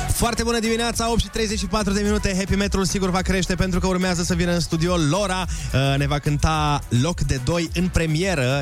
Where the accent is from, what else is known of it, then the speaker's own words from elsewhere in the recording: Suceava, Suceava County, Romania; eu sunt din Suceava